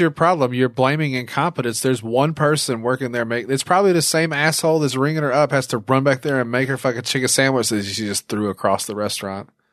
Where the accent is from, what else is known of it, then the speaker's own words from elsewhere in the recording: Little Rock, Arkansas, United States; I'm from, I'm from Little Rock